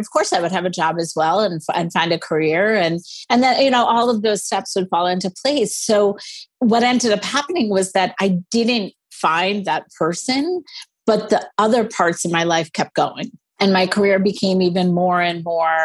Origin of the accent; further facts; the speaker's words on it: New Jersey, United States; moved away as an adult; now in New York City, United States; I am Indian American, first generation, live in New York City and have for many years. Grew up in New Jersey.